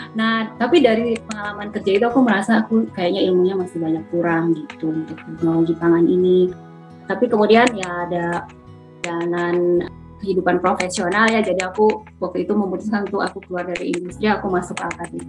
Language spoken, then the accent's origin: Indonesian; Banjarmasin, South Kalimantan, Indonesia; moved away as an adult; now in Sydney, Australia; Saya aslinya dari Banjarmasin. Kebetulan sekarang sedang tinggal di Sydney